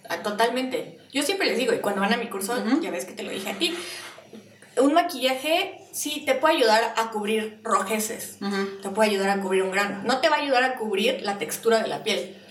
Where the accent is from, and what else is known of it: Mexico